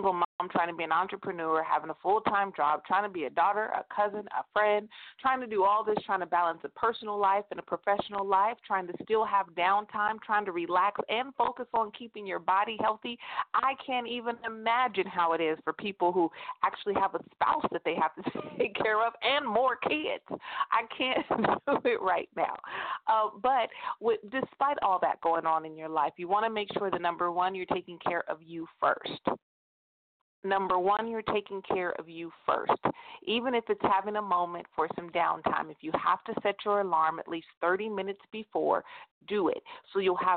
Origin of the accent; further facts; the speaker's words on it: United States; I am an American